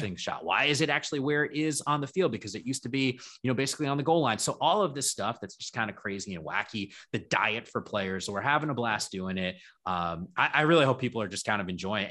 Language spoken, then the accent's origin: English; Northern New Jersey, United States; moved away as an adult; now in San Francisco Bay Area, United States; I grew up in Northern New Jersey